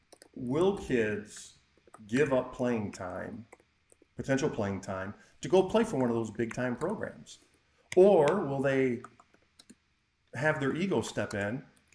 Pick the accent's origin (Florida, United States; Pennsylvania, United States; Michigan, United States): Michigan, United States; Well, hang on. I'm from Michigan.